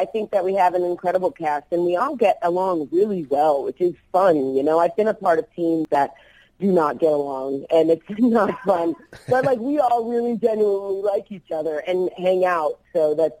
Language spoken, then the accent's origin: English; New Jersey, United States; My husband and I are both from New Jersey. He's from South Jersey. I'm from Central and North Jersey.